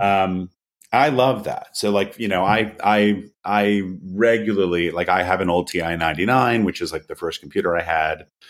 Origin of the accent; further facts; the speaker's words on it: United States; moved away as an adult; also born or lived in Philadelphia / San Francisco / New York; I grew up sailing on the Chesapeake Bay with my dad